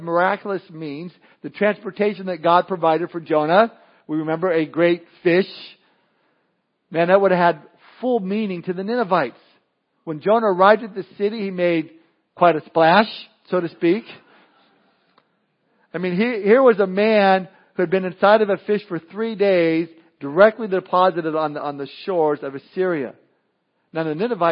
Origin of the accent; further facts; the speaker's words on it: Southern California, United States; I remember being a kid growing up in Southern California